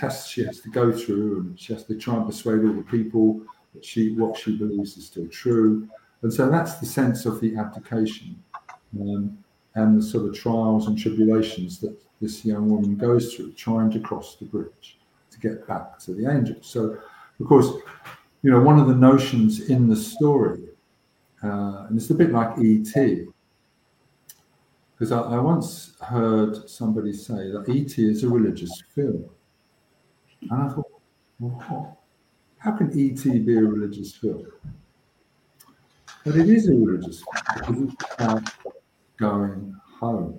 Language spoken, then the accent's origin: English; England, United Kingdom; I wanted to come home to England, that's my home country